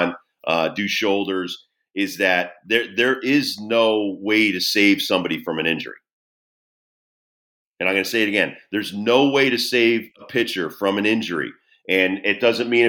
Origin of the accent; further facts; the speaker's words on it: Southington, Connecticut, United States; growing up in Connecticut, New England